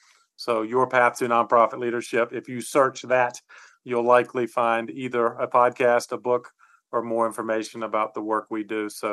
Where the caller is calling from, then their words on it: Charlotte, North Carolina, United States; I'm on the East Coast of the US in the state of North Carolina in the city of Charlotte.